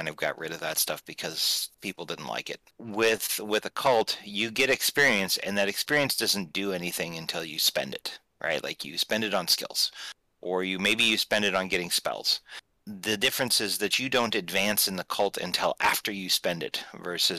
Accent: Midwestern United States, United States; I grew up in the Midwestern United States

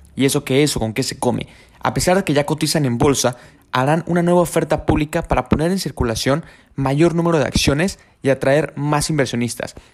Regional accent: Mexico

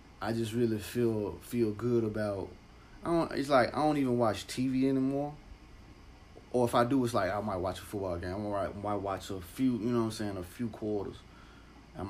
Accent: Memphis, Tennessee, United States; I'm from Memphis

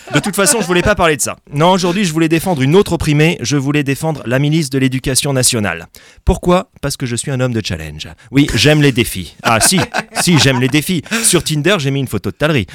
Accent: France; on est français

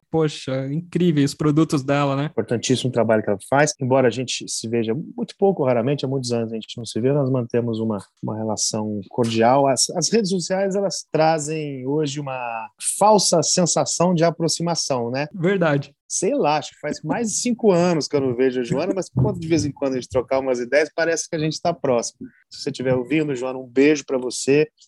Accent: Basque Country, Spain; now in Brazil; porque eu tinha 20 dias de Brasil. Você imagina, eu vim do País Basco, é, lá do Andônia, uma situação de rigor em cozinha, de silêncio completo, para me embrenhar na selva amazônica.

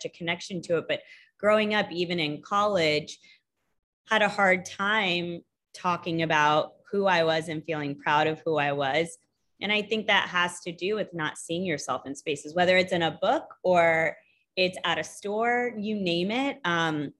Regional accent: Texas, United States; also born or lived in India; now in West Palm Beach, United States; I moved to Texas with my family when I was young

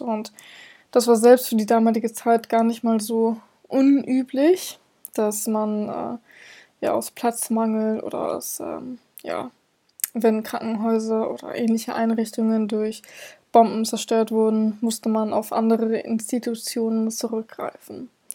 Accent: Hamburg, Germany; ich komme selber aus Hamburg, wir sind eine Millionenstadt.

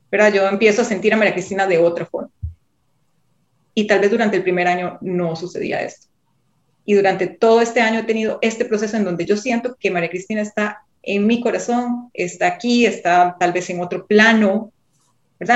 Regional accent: Costa Rica; yo soy de Costa Rica

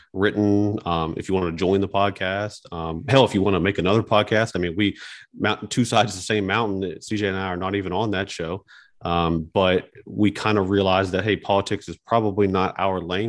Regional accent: West Virginia, United States; growing up in West Virginia, playing basketball sports

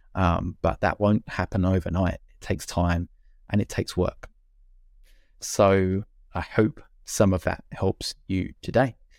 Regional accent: United Kingdom; being British

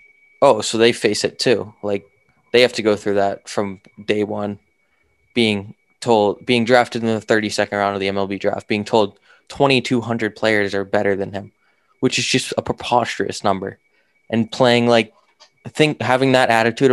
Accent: Northeast, United States; we're both from the Northeast

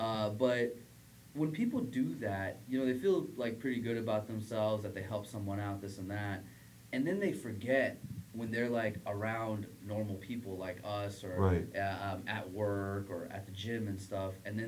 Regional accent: United States; we grew up in America.

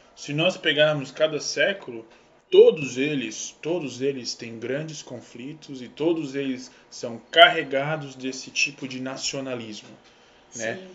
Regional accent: Santa Catarina, Brazil; a gente é de Santa Catarina

